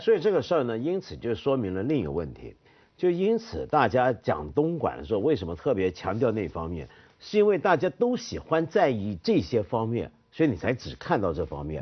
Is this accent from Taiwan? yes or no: yes; Taiwan; 你知道北投温泉在我小时候在台湾给人的印象是什么？